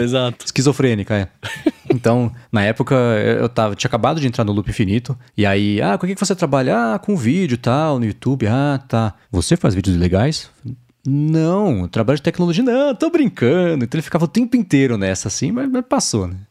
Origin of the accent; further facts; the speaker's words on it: Brazil; Eu nasci no Brasil, eu sou brasileiro, família lá atrás, é do Líbano